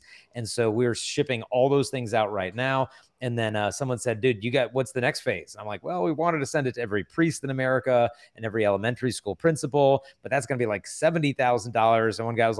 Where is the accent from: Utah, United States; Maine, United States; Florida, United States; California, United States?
California, United States; San Diego; I'm from San Diego, so it's all good.